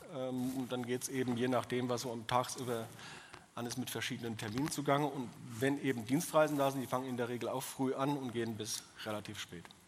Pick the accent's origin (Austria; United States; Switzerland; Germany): Germany; Odenwald; accent: Odenwälderisch; also born or lived in Bavaria; Ich bin äh, kein bewusster Odenwälder. Ich meine, wo suchst du dir das aus, wo du geboren bist